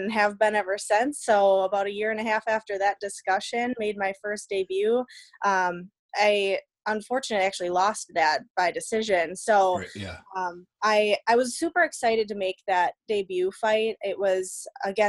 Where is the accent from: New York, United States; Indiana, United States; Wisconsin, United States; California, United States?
Wisconsin, United States; Darboy; grew up in a little town called Darboy